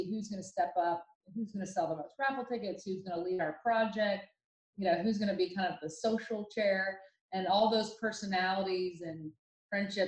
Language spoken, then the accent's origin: English; Dublin, Ohio, United States; now in Dallas, United States; I grew up in Dublin, Ohio, which is a suburb of Columbus